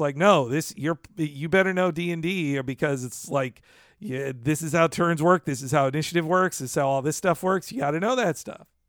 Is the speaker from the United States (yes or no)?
yes; United States; as an American